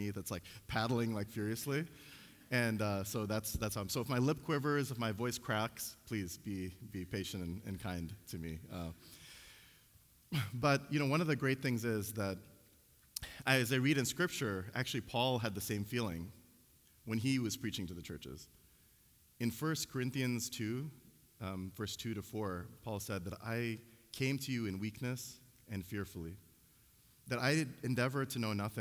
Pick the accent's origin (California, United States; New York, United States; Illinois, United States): Illinois, United States; Chicago; I grew up in Chicago